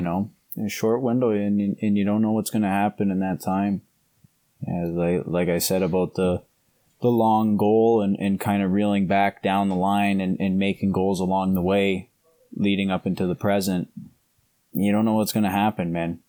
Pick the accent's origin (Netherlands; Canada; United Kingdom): Canada; now in Ohio, United States; where I grew up in Canada is a lot like where I am now, like Midwestern Ohio